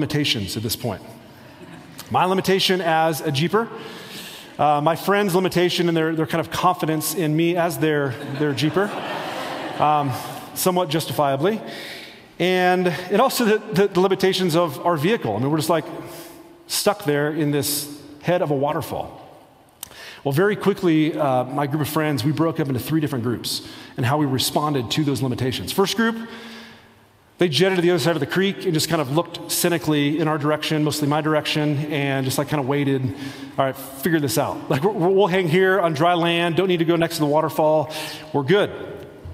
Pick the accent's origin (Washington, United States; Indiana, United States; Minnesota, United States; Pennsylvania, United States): Indiana, United States; rural; moved away as an adult; now in Colorado, United States; I grew up in the Midwest, rural Indiana